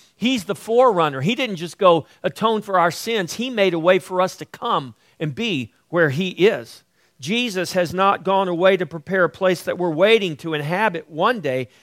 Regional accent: United States; I grew up on the coast

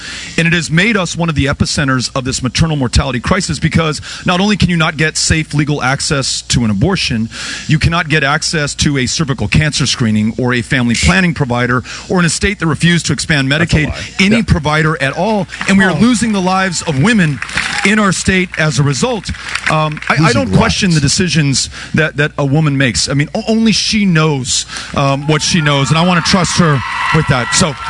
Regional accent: Texas, United States; In my home state of Texas

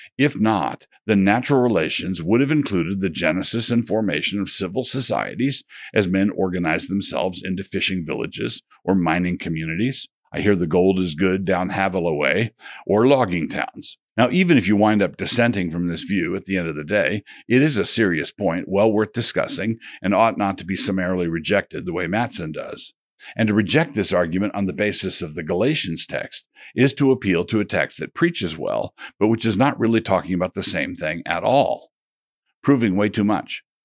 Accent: United States; I'm a Christian, but I do so as an American.

